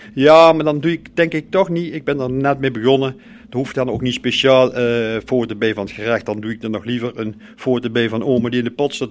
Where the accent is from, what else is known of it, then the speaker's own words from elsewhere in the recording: Groeningen, North Brabant, Netherlands; En als ik nou de Groeningen loop waar ik geboren ben, ja. Eh, daar heb ik vroeger ook gespeeld